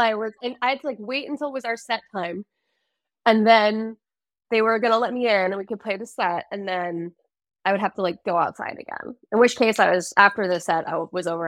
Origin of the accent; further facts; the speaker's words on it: United States; Americans we can't say just um like we can't say that we're from the United States